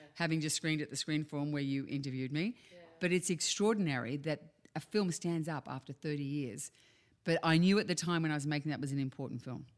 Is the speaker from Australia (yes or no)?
yes; Australia; accent: Australian; moved away